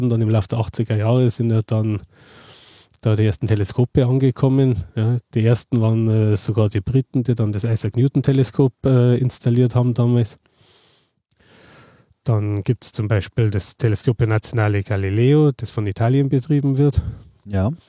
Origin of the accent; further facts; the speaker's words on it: Passau, Bavaria, Germany; ich stamme ja aus Passau, Niederbayern mhm. und bin dann eben äh, äh nach München zum Studium gegangen